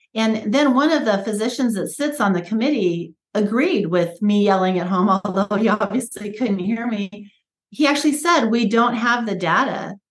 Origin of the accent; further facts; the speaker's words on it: United States; I was born here in America uh, after they moved here, immigrated here and i was born and raised in a just a real traditional american way